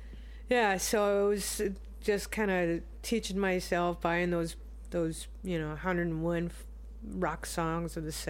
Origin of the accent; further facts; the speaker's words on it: Minneapolis, Minnesota, United States; moved away as an adult; also born or lived in California / Ireland; now in Iowa, United States; I was born in California, mostly raised in Minnesota. I moved to California for a while. Back to California for a while, and then went to Ireland for a little bit, and then moved to Iowa.